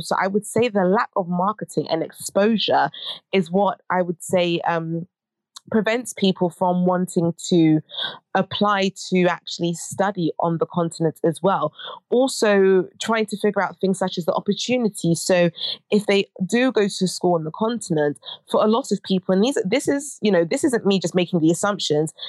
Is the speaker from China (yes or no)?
no; United Kingdom; I'm a British Ghanaian academic researcher